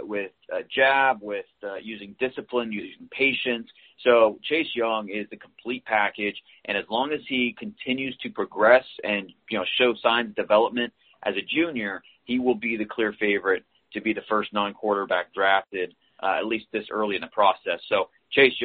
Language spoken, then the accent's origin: English; Northeast Ohio, United States; moved away as an adult; also born or lived in Texas; born and raised in Northeast Ohio, went down to Texas after I graduated from Mount Union